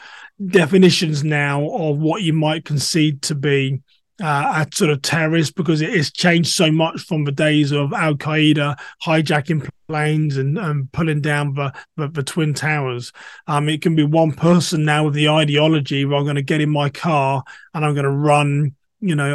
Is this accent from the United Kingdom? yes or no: yes; England, United Kingdom; moved away as an adult; now in United States; I'm a black English person living in America.